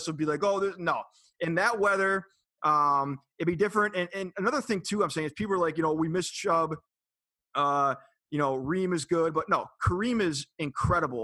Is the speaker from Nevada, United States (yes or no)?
no; Cleveland, Ohio, United States; moved away; born and raised in Cleveland